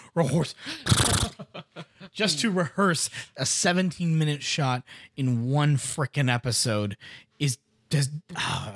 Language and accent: English; Wisconsin, United States; an F five tornado ran through my hometown